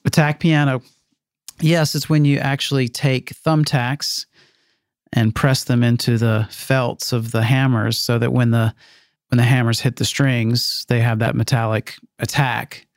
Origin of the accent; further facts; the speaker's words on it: Meridian, Mississippi, United States; my hometown in Meridian.